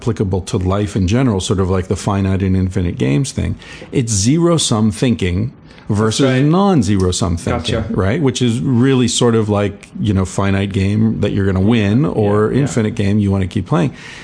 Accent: Pittsburgh, Pennsylvania, United States; I grew up around Pittsburgh, smokestacks and burning rivers

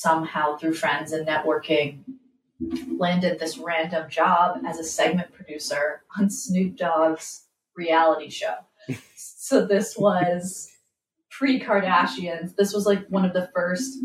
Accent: Massachusetts, United States; moved away as an adult; also born or lived in Texas / Los Angeles; I am originally from Massachusetts.

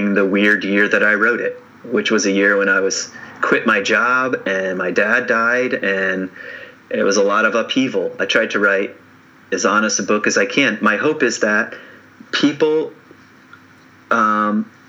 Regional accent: Lynchburg, Virginia, United States; I grew up in the South, in Virginia. I grew up 45 minutes from Charlottesville in a town called Lynchburg

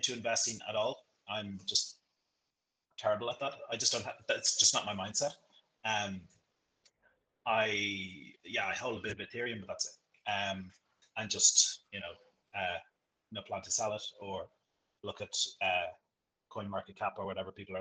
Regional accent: Leinster, Ireland; moved away as an adult; also born or lived in Florianopolis, Brazil / Bahia, Brazil; now in Rio de Janeiro, Brazil; I'm from Ireland. I grew up near Dublin, country boy.

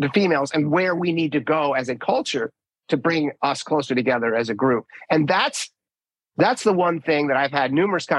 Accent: Minnesota, United States; I grew up in Minnesota

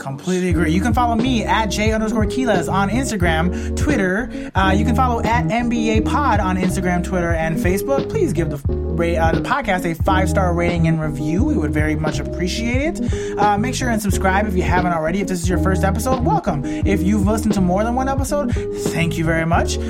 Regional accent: Chicago, Illinois, United States; We're both from Chicago. We both graduated high school in 2007

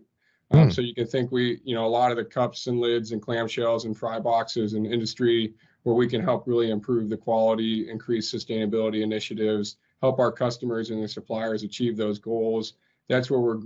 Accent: Cincinnati, Ohio, United States; moved away as an adult; also born or lived in Atlanta; Had the opportunity to move back to Cincinnati here recently, my hometown and where I grew up

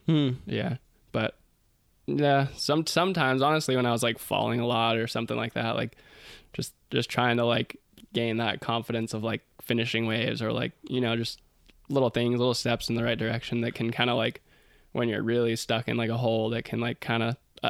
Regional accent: Santa Cruz, California, United States; growing up in Santa Cruz.

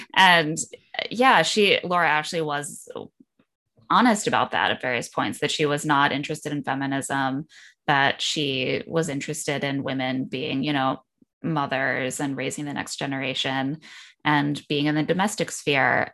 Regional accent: Indiana, United States; grew up in Indiana

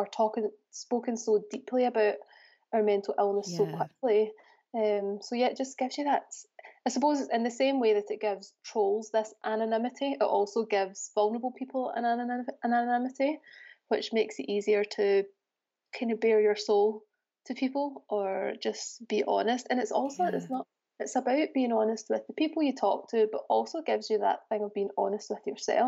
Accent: Scotland, United Kingdom; moved away as an adult; now in Birmingham, United Kingdom; I'm originally from Scotland, and I moved to Birmingham in 2016 because my husband got a job here

